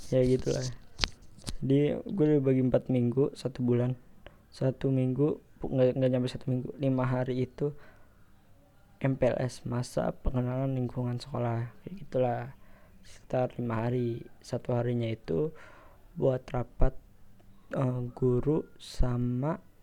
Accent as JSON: {"language": "Indonesian", "town": "Depok", "region": "West Java", "country": "Indonesia", "said": "di kota gua. Ya, kota Depok"}